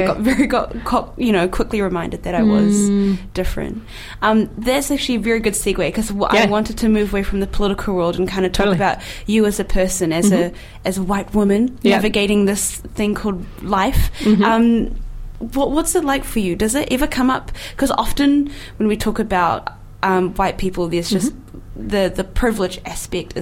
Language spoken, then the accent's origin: English; Wellington, New Zealand; moved away as an adult; I'm from Wellington, and I came down here for studies